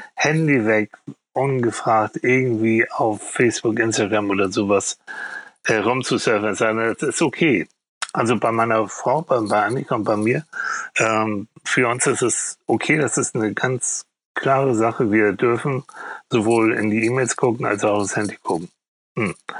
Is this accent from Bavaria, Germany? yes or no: no; Hamburg, Germany; also born or lived in Schleswig; ich komme aus Hamburg.